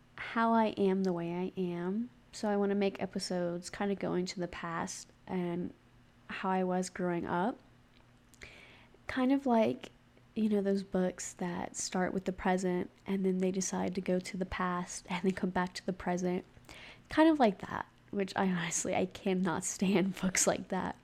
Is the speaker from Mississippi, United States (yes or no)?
yes; Gulf Coast of Mississippi, United States; now in Utah, United States; I'm from the Gulf Coast of Mississippi, and I am currently living in Utah